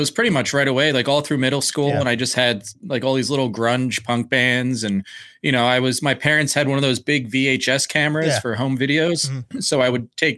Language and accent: English; Blackwood, New Jersey, United States; I'm originally from South Jersey, just outside of Philadelphia